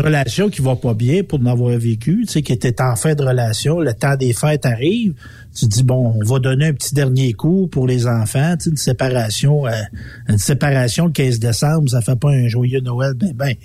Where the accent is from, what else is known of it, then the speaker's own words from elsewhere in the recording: Quebec, Canada; je suis un Québécois, ben Québécois, je vis dans cette ah, société-là